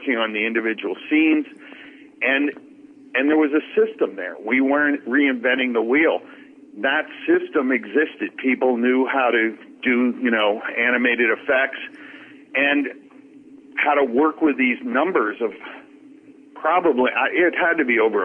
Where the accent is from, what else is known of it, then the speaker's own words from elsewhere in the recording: New York, United States; also born or lived in Boston, Massachusetts; I was born in New York